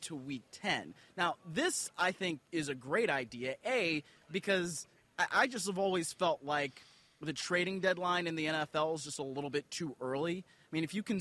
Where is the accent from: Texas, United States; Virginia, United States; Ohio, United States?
Ohio, United States; Cleveland; I'm from Cleveland